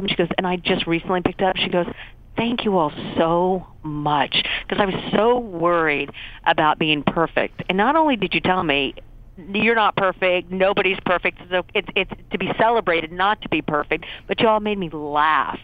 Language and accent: English; Tulsa, Oklahoma, United States; moved away; I'm from Tulsa, Oklahoma